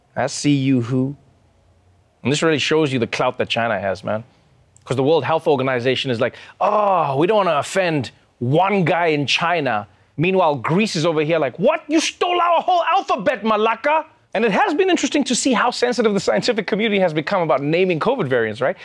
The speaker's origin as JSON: {"language": "English", "country": "South Africa", "said": "I too am a South African"}